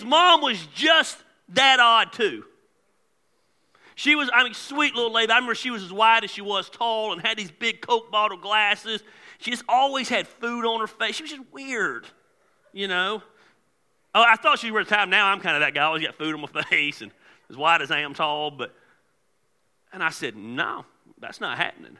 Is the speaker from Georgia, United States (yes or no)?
yes; Decatur, Georgia, United States; I was raised in Decatur, Georgia